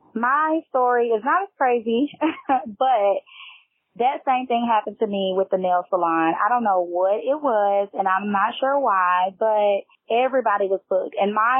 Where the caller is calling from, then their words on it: Nashville, Tennessee, United States; I am calling from Nashville, Tennessee